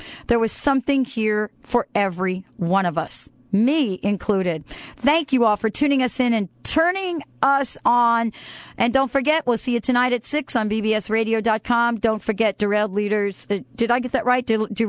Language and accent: English; New Jersey, United States; I'm from New Jersey. I'm from New Jersey, and I tried to reach the man.